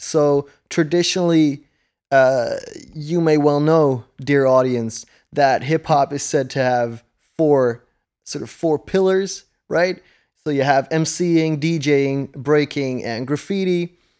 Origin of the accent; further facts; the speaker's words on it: Netherlands; first language Dutch; English is a second language; I'm from the Netherlands, so English isn't, like, a native language here or anything. It's, uh, it's my second language.